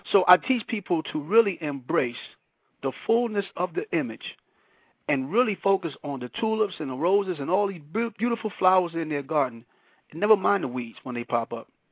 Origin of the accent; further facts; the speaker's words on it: New York City, New York, United States; also born or lived in Panama; born in Panama, raised in Brooklyn, New York